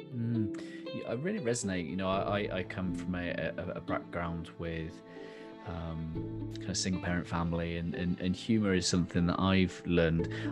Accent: the Southwest, South West England, United Kingdom; in England, I, um, I'm from the Southwest, which means we all sound like farmers

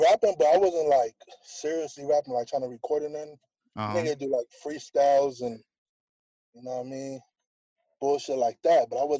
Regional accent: Anaheim, California, United States; It is Anaheim. I'm from Anaheim first, but to narrow it down, my section is West Anaheim. That's where I grew up at.

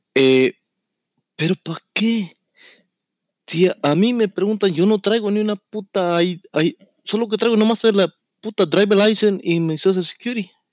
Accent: El Salvador; also born or lived in Houston, Texas; now in United States; desde pequeñito me llevaron, cuando nací, me llevaron para El Salvador

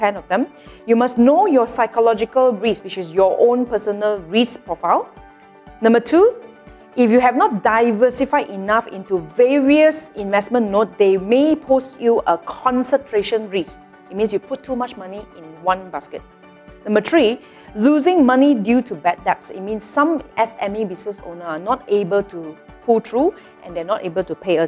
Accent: Malaysia; as a Malaysian

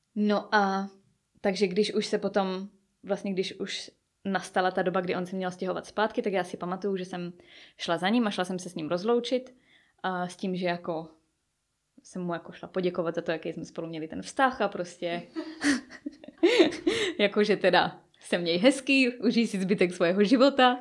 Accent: Czechia; moved away as an adult; now in England, United Kingdom; nechci celý život strávit jenom v České republice

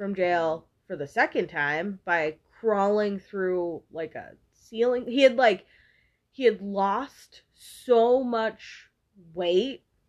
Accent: Quincy, Massachusetts, United States; I was born in Quincy Hospital.

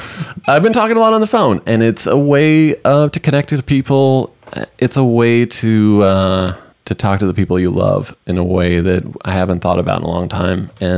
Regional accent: United States; we're American.

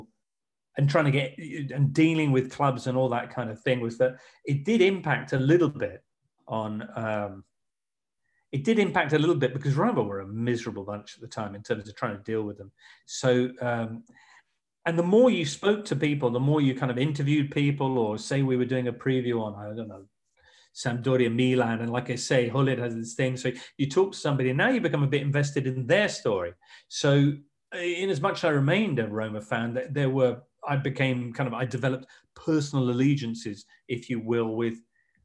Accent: England, United Kingdom; I'm just English

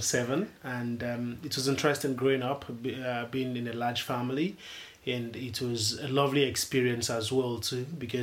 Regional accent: Lagos, Nigeria; I'm from Lagos, Nigeria

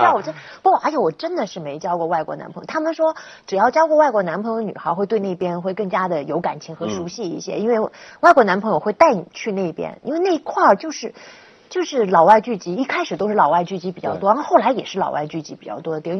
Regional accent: Guangzhou, Guangdong, China; now in Beijing, China; 因为我我从广州来到北京之后呢，我对北京的向往更多的是在于它古老的部分。

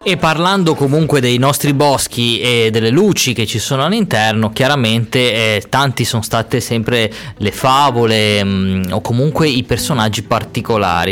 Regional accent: Ciabaudo, Liguria, Italy; dove vengo, da Ciabaudo

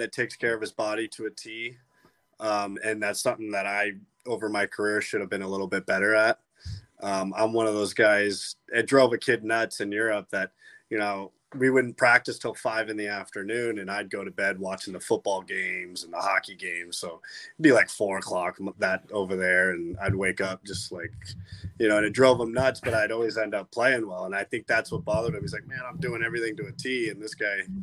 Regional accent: Las Vegas, Nevada, United States; also born or lived in St. Louis, Missouri; I grew up in Vegas in Summerhood. They call it Summerlin, but I call it Summerhood.

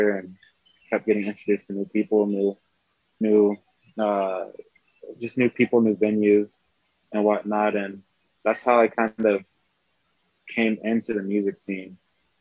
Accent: South Carolina, United States; now in Albuquerque, United States; I'm from South Carolina. So I grew up in the church, grew up playing the drums

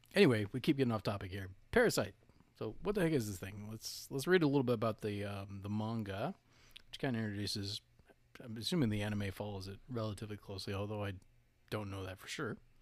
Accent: Southwest, United States; moved away as an adult; also born or lived in South Carolina; now in North Carolina, United States; when I was around four or five, moved out to the Southwest, and most of my formative years were spent in Southwest

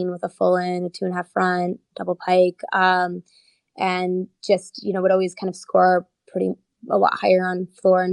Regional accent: New Jersey, United States

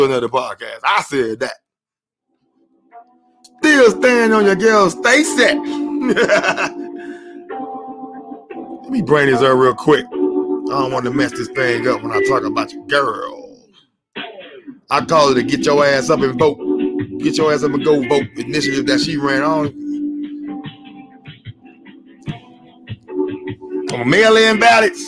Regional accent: West Coast, United States; I'm from the West Coast

